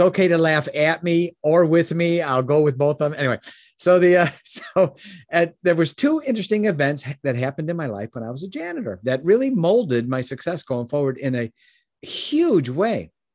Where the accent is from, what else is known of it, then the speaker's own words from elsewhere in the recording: Chicago, Illinois, United States; I was born in Chicago, Illinois